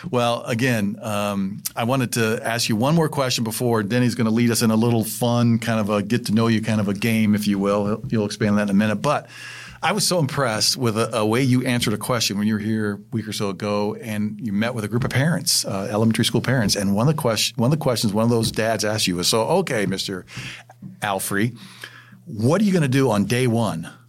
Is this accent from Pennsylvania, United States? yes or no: no; Indiana, United States; Because I'm from Indiana